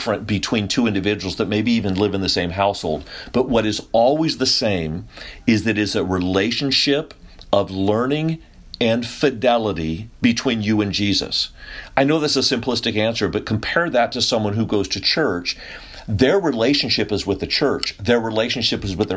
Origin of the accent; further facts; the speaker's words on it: Sacramento, California, United States; moved away; also born or lived in San Antonio, Texas; I grew up over in California, a little north of you, Sacramento, the old cow town.